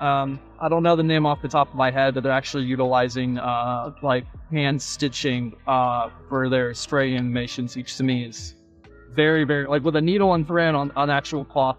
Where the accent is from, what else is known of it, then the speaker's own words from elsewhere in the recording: Florida, United States; I was born and raised in Florida